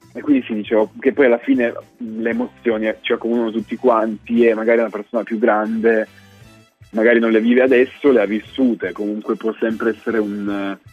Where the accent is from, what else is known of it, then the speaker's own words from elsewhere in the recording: Turin, Piedmont, Italy; sono di Torino.